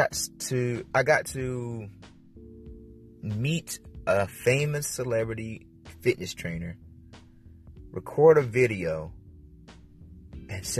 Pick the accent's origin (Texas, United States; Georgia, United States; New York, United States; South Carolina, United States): South Carolina, United States; moved away; I'm from South Carolina